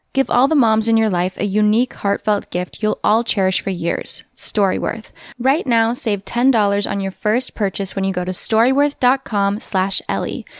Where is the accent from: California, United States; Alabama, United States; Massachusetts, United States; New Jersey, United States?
Massachusetts, United States; I was born in Massachusetts